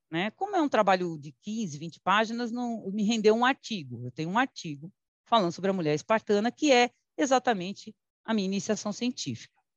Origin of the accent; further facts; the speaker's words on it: São Paulo, Brazil; also born or lived in Teresina, Piauí; lá no Carrão, onde eu fui criada. Né? Mas eu mesma também nasci em Teresina, é que eu vim muito pequenininha